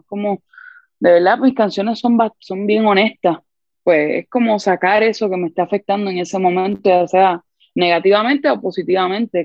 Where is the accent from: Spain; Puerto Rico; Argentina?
Puerto Rico; San Juan; soy de San Juan, Puerto Rico